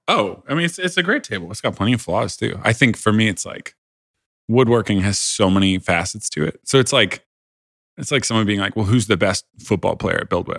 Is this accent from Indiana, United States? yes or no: yes; Indiana, United States; I grew up in Indiana